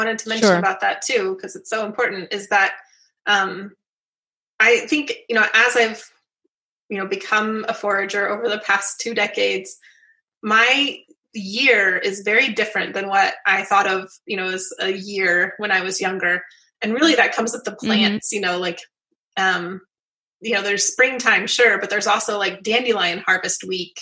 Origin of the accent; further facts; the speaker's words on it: Southwest Utah, United States; I grew up in Southwest Utah